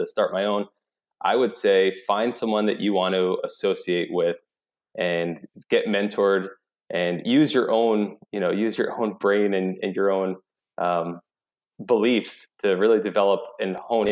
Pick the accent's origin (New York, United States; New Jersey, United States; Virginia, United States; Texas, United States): New York, United States; moved away as an adult; now in South Carolina, United States; originally I'm from New York